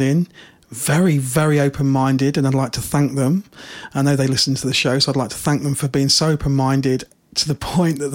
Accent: Midlands, United Kingdom; we're from the Midlands

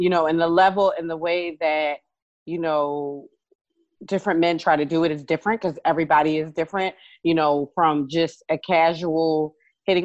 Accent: Philadelphia, Pennsylvania, United States; I'm from Philly

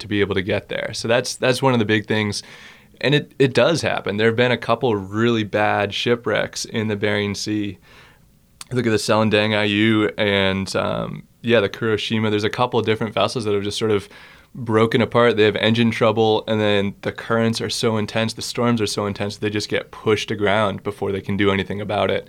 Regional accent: Boston, Massachusetts, United States; moved away as an adult; also born or lived in Concord, Massachusetts; now in Alaska, United States; I grew up in Boston, Massachusetts, uh, on the East Coast.

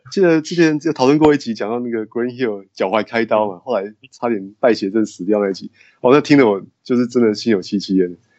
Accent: Taoyuan, Taiwan; also born or lived in Taipei, Taiwan; 我是在台湾土生土长长大的

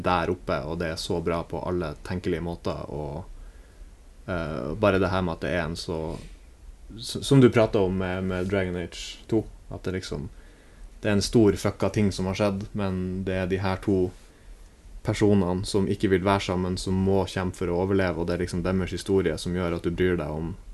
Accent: Bodø, Nordland, Norway; moved away; når jeg er hjemme i Bodø

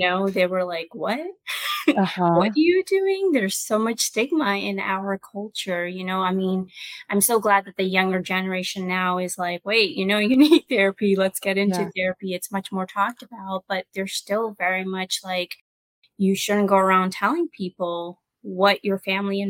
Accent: Pakistan; now in United States; in my culture, I was born in Pakistan. I came here.

